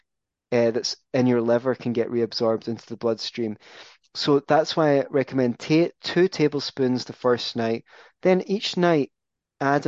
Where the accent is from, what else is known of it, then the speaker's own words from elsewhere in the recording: Scotland, United Kingdom; I'm Scottish